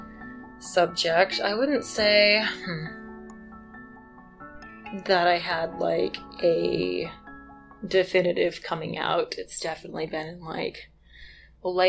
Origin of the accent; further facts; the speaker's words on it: Western Massachusetts, United States; moved away as an adult; also born or lived in Wyoming; now in Moab, United States; I grew up in Western Massachusetts